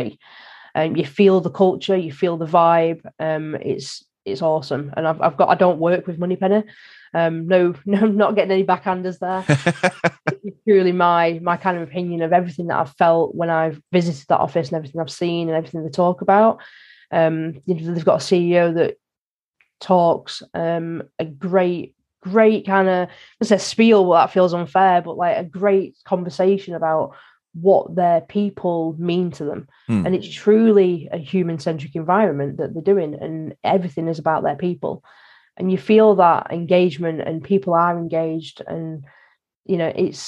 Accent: the North, the north of England, United Kingdom; I'm from the North

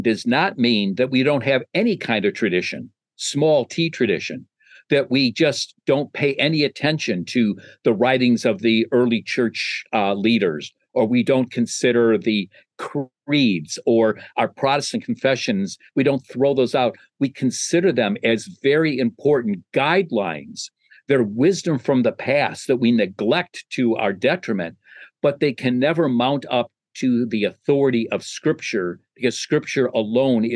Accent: Chicago, Illinois, United States; my hometown, Chicago, Illinois

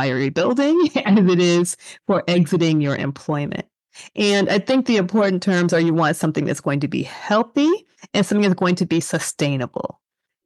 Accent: Midwest, United States; I grew up in the Midwest

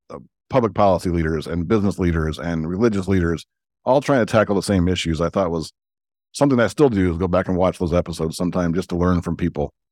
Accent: Chicago, Illinois, United States; I grew up in the Jordan era

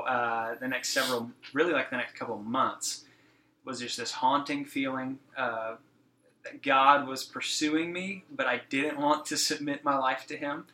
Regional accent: Texas, United States; I was born and raised here in Texas, um, just down the road from from here in Fort Worth.

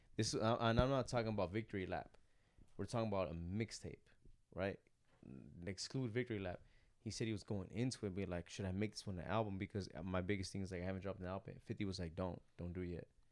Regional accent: Monterey County, Bay Area, California, United States; moved away; also born or lived in the South (US); I'm coming from Cali, I'm coming from Bay Area, I'm coming from, like, Monterey County type

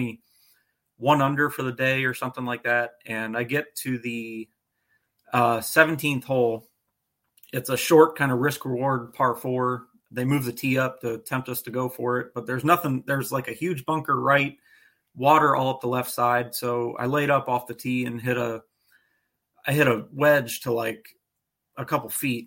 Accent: Northeast Ohio, United States; I grew up playing Lions Den Golf Course in Canal Fulton, Ohio

